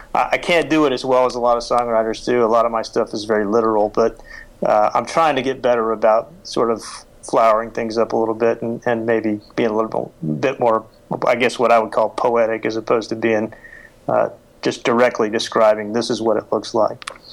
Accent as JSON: {"language": "English", "country": "United States", "tie": "born or raised there", "also_born_or_lived": "Oklahoma / Texas", "moved": "yes", "lives_now": "Washington, D.C., United States", "said": "I grew up in Oklahoma and Texas"}